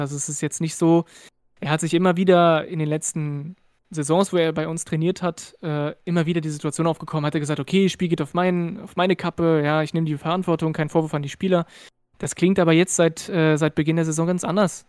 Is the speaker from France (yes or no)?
yes; France; German is a second language; also born or lived in Berlin; now in Rhineland, Germany; habe ich keinen deutschen Hintergrund, ich bin aus Frankreich